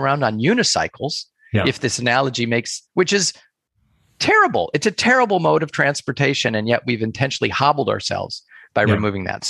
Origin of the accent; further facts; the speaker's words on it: United States; also born or lived in Asia / Europe; I am American, born and raised, and have spent most of my life in the United States